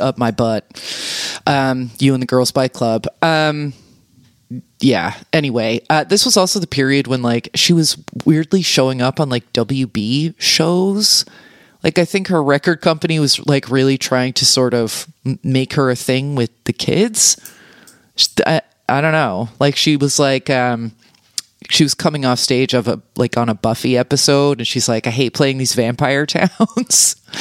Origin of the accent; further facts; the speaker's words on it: New York, United States; as a New Yorker